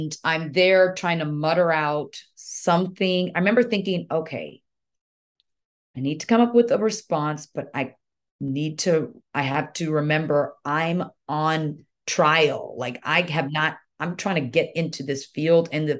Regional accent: Nigeria; moved away; it's Nigerian. That's where I was born, proudly

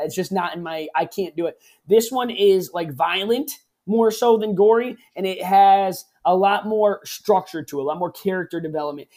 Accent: New England, United States; moved away as an adult; also born or lived in Connecticut; I grew up in Rub a New England

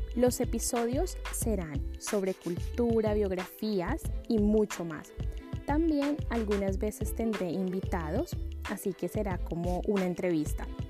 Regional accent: Bogotá, Colombia; now in London, United Kingdom; soy de Bogotá, la capital de Colombia, y actualmente vivo en Londres, Inglaterra

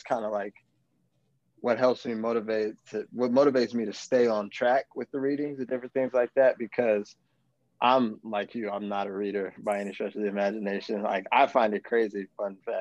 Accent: Palmdale, California, United States; also born or lived in Colorado; now in Inglewood, United States; I am from Palmdale, California. I live in Inglewood currently

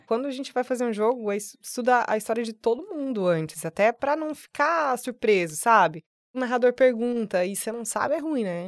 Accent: Sinop, Mato Grosso, Brazil; moved away as an adult; now in Cuiabá, Brazil; sou de Sinop, então eu tinha ali meus 19, 20 anos

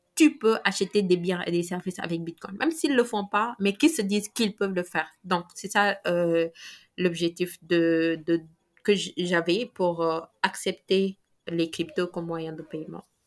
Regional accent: Mbour, Thiès, Senegal; j'ai grandi à Hambourg et on a le deuxième port, le deuxième plus grand port du Sénégal

